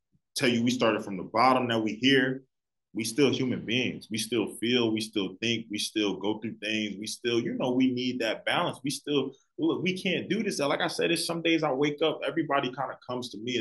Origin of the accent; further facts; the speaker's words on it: Philadelphia, Pennsylvania, United States; I'm from Philly